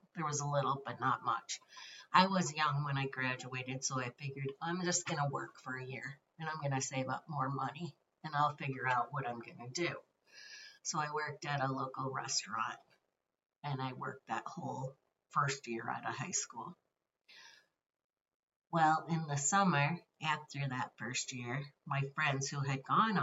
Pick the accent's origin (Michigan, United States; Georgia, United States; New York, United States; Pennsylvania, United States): Michigan, United States; southern; I was born and raised in southern Michigan.